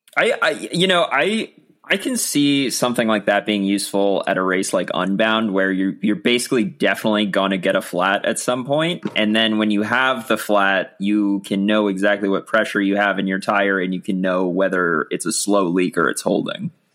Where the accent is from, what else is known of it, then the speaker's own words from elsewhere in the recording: Virginia, United States; growing up in Virginia